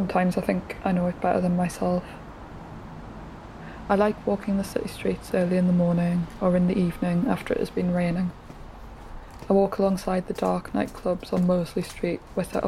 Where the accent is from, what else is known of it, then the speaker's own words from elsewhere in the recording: Gateshead, North East England, United Kingdom; accent: Geordie; now in Newcastle, United Kingdom; I'm from Gateshead. Live currently in Newcastle